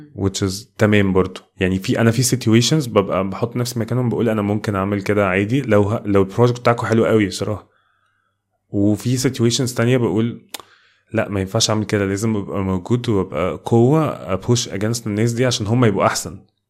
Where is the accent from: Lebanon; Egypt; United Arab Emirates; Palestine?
Egypt; كمصريين وكناس تانية في الميدل ايست